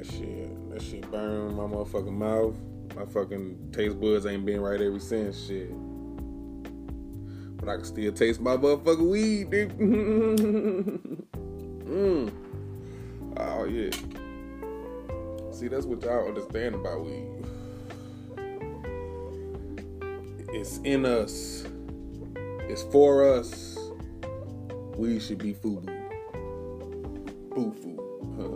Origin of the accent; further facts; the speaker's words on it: St. Louis, Missouri, United States; moved away; go to St. Louis, see my family. It's my hometown.